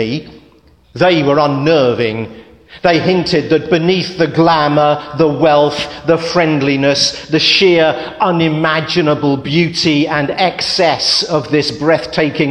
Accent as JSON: {"language": "English", "country": "United Kingdom", "tie": "born or raised there", "said": "When I was a child growing up outside London"}